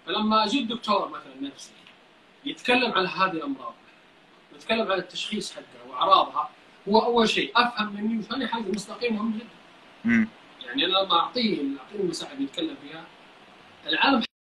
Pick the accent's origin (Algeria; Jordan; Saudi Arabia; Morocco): Saudi Arabia; عندنا في السعوديه هنا